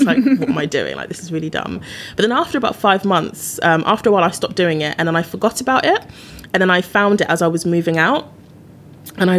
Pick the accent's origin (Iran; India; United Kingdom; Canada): United Kingdom; now in London, United Kingdom; as a British person